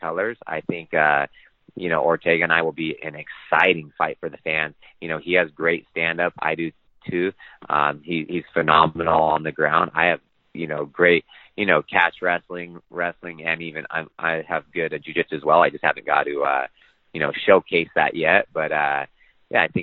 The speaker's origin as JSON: {"language": "English", "town": "Sacramento", "region": "California", "country": "United States", "said": "I'm from Sacramento, Northern California"}